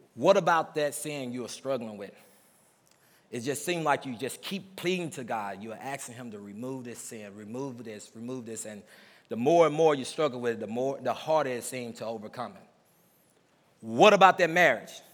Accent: Mississippi, United States; I'm from Mississippi, so there's a lot of old sayings that we say growing up in the South

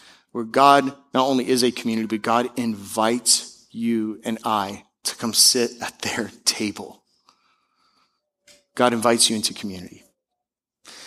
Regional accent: Seattle, Washington, United States; moved away; I'm from Seattle

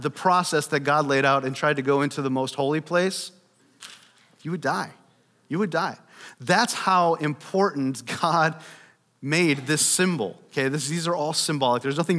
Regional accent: United States; American Christians

